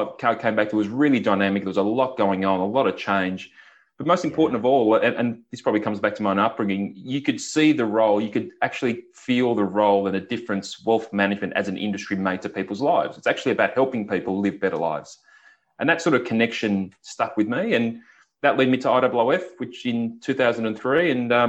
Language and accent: English; Victoria, Australia; I actually grew up in country Victoria, and growing up in the Latrobe Valley, which is just very industrial, lots of power stations